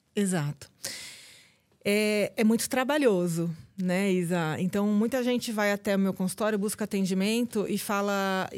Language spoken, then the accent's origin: Portuguese; ABC Paulista, São Paulo, Brazil; lá no ABC Paulista, de onde eu sou